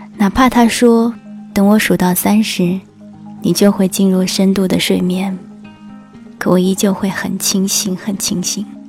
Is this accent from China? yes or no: yes; China; 那我们中国人呢？说汉语的。